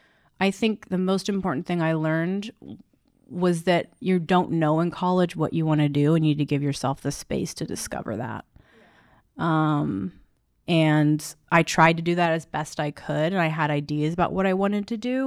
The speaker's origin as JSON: {"language": "English", "town": "Palmdale", "region": "California", "country": "United States", "tie": "born or raised there", "also_born_or_lived": "San Francisco", "moved": "as an adult", "said": "Palmdale, California."}